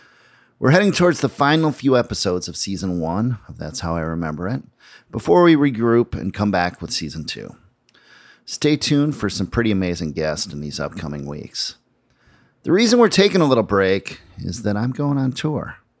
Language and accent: English; Minneapolis, Minnesota, United States; moved away; We came to Minneapolis to play a show in my hometown